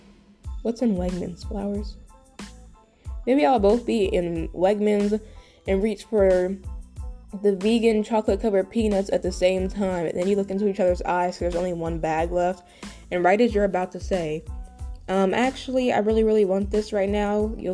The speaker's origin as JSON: {"language": "English", "country": "U.S. Virgin Islands", "said": "Because I am from the Virgin Islands and I am not willing to relocate anytime soon."}